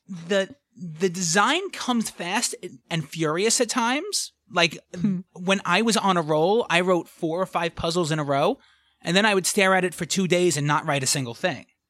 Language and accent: English; New York City, New York, United States; accent: thick New York; I grew up in the back of a New York City pizza pizzeria